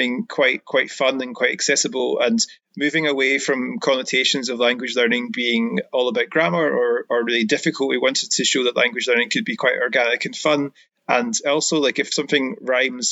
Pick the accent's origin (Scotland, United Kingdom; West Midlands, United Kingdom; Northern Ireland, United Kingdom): Scotland, United Kingdom; Ayrshire; also born or lived in Bavaria; now in Glasgow, United Kingdom; I'm originally from Ayrshire, but now my Glaswegian, after living there for a few years, is pretty fluent as well.